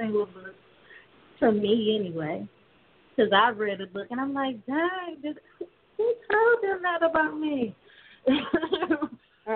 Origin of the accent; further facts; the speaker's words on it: Cleveland, Ohio, United States; I'm from Cleveland, Ohio